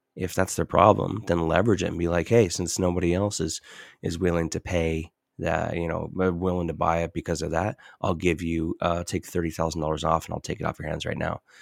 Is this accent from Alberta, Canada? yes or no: no; Southern Ontario, Canada; I was in Southern Ontario. Completely different culture